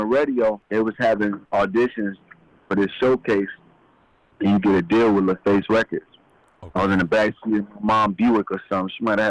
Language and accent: English; Atlanta, Georgia, United States; also born or lived in Yonkers, New York; Born in Yonkers, New York, you know, about age of five. Moved to Atlanta, Georgia with my parents and lived in Georgia. Was raised in Georgia till I was like, you know, I'm in Georgia now. I live here now.